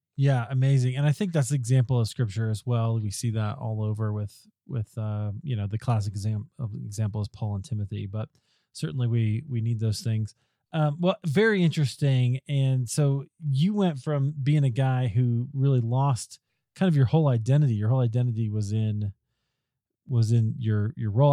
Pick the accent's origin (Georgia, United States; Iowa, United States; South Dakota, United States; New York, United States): Iowa, United States; I grew up in Iowa